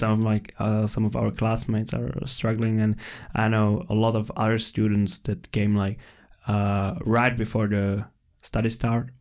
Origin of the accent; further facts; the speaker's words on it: Central Bohemian Region, Czechia; moved away as an adult; now in Denmark; I come from Czech Republic